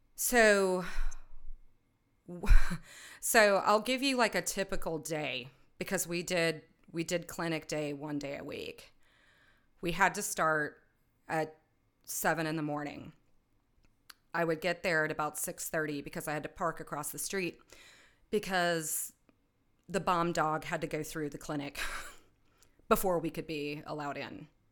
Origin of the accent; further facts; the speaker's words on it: United States; I'm an American. I live in the United States.